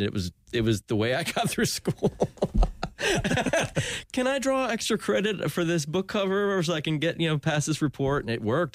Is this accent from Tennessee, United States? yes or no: no; Ormond Beach, Florida, United States; also born or lived in New Jersey / Winter Park, Florida; I grew up in Ormond, Ormond Beach